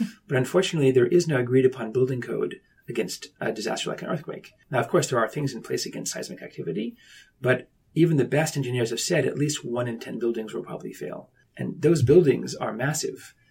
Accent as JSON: {"language": "English", "town": "Ithaca", "region": "New York", "country": "United States", "tie": "born or raised there", "also_born_or_lived": "Tokyo, Japan", "moved": "yes", "said": "I was born up in Ithaca, New York"}